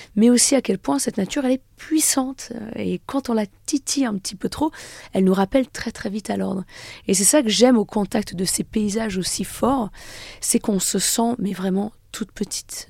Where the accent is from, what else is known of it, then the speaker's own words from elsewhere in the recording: Annecy, Auvergne-Rhône-Alpes, France; je suis née à Annecy, j'ai grandi dans un petit village pas très loin